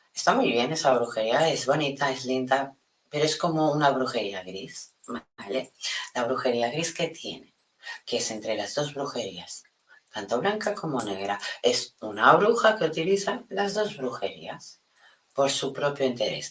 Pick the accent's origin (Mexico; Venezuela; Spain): Spain; aquí en España